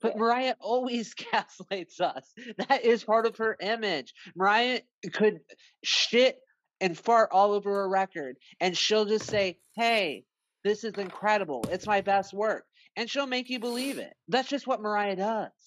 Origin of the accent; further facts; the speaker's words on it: United States; also born or lived in New York; now in South Carolina, United States; I am from the United States. I live in the southeast coast of America